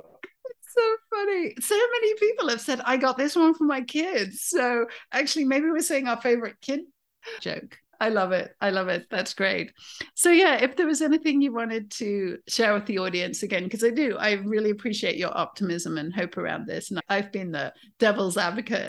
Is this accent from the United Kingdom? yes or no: yes; United Kingdom; as a Brit